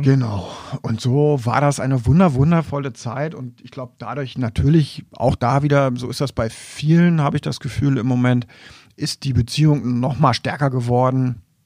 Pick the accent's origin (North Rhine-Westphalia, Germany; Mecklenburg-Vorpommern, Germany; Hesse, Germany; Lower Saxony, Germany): Lower Saxony, Germany; Wolfenbüttel; also born or lived in East Frisia; ich bin dann eben auch vor Wolfenbüttel aufgewachsen